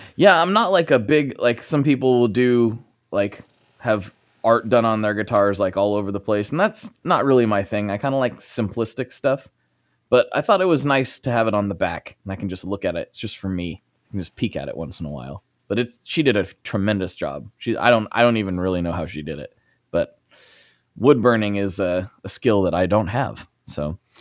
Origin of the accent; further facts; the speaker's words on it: Portland, United States; I'm from Portland